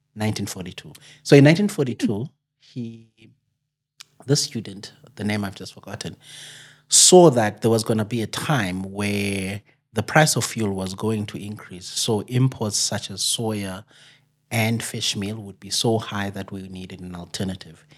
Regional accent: Amatola Mountains, Eastern Cape, South Africa; I'm actually from the Eastern Cape, uh, up in the Amatola Mountains

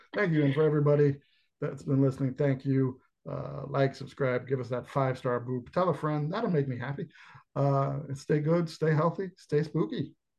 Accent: New York, United States; growing up in New York

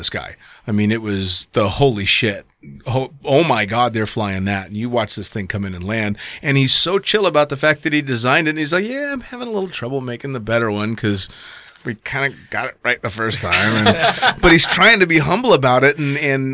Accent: California, United States; I'm just from California

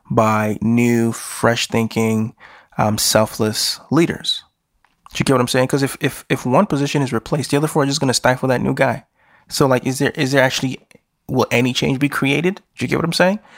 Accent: Nigeria; I'm a Nigerian who's living in the Western world.

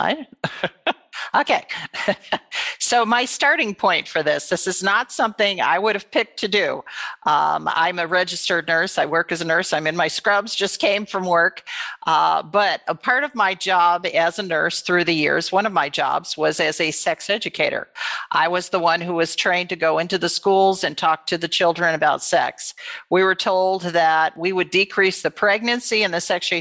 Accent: Michigan, United States; I was born and raised in Michigan

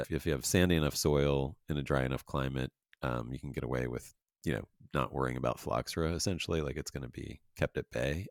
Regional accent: Pennsylvania, United States; now in Los Angeles, United States; I'm from Pennsylvania as well

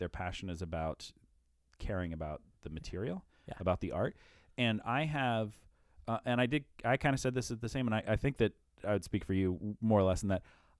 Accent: Iowa, United States; hey, by the by, I'm from Iowa.

